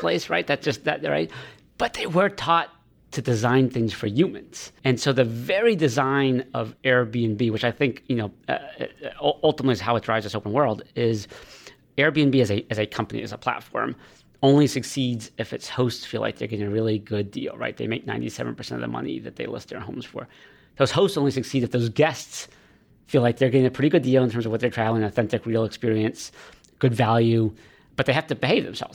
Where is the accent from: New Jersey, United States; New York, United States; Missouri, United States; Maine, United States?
Maine, United States; moved away; I'm from Maine originally